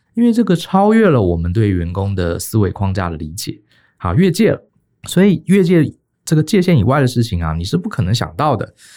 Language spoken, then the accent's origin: Chinese; Taiwan; 我们台湾人